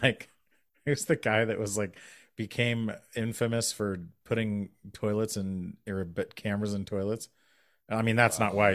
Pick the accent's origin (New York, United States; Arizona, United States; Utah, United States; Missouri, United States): Utah, United States; a young person growing up in Utah